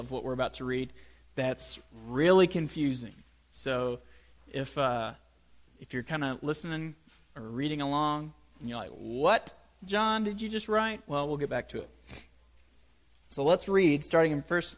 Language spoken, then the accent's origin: English; United States; we Americans love to talk about faith